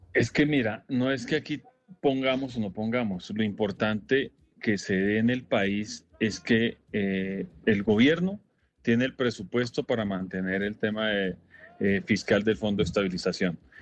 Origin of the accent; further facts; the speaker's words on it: Colombia; como colombianos no estamos de acuerdo